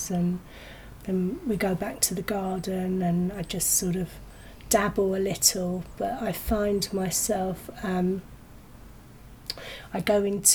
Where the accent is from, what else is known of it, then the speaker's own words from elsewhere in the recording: London, United Kingdom; moved away as an adult; now in Kent, United Kingdom; I grew up in West London with my mother on her own